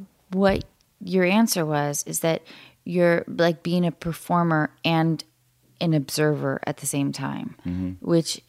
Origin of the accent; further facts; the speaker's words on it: Seattle, Washington, United States; moved away; because I grew up in Seattle or north of Seattle